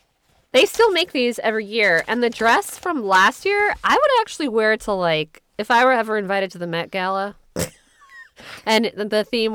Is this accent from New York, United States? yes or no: yes; New York City, New York, United States; Did you know I grew up in the South Bronx?